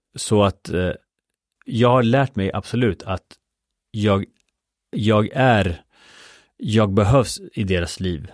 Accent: Sweden; also born or lived in Chile; jag kom till Sverige när jag var fyra år

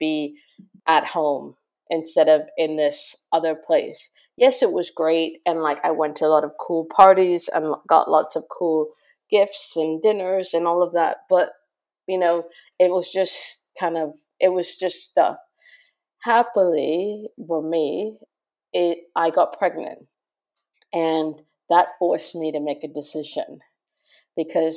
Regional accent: Toronto, Ontario, Canada; moved away as an adult; also born or lived in Montreal / Japan; now in London, United Kingdom; I'm Canadian, and grew up in Toronto, went to university in Montreal

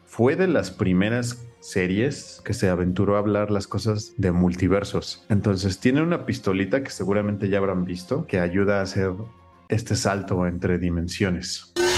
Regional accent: Mexico; nosotros siendo mexicanos

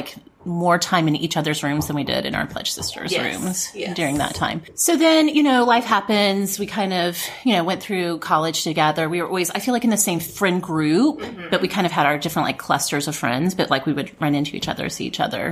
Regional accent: Ardmore, Oklahoma, United States; my family moved to a different town, to Ardmore, my hometown

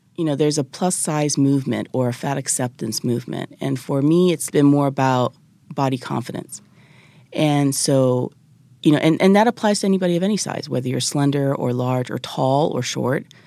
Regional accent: Japan; moved away as an adult; also born or lived in United States; I'm originally from Japan

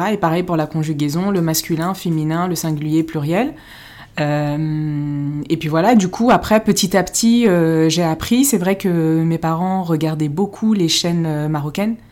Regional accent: Paris, Île-de-France, France; je suis née à Paris, mais euh, mes parents sont tous les deux marocains

